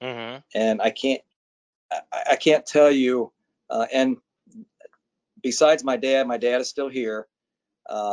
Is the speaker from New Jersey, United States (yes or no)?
no; Cincinnati, Ohio, United States; also born or lived in Annapolis, Maryland; I grew up in Cincinnati, which is where I presently live. So I've been here my whole life.